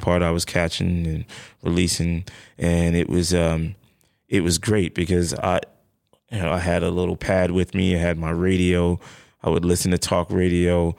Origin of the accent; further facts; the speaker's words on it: New York City, New York, United States; I'm from the Bronx originally, uh, Bronx, New York